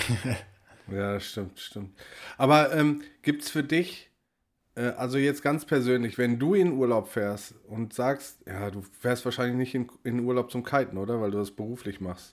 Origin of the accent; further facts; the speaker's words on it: Ruhr area, North Rhine-Westphalia, Germany; ich komme aus dem Ruhrgebiet, wohne im Ruhrgebiet